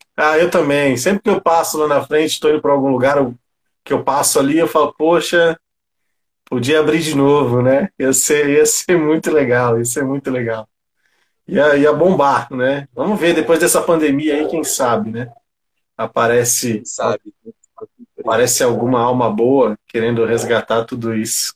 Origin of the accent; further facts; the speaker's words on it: São Paulo, Brazil; eu também sou cria do Grajaú, né? Somos cria do Grajaú.